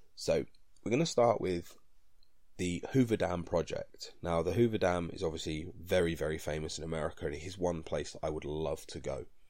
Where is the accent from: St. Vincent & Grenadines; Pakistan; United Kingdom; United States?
United Kingdom; being British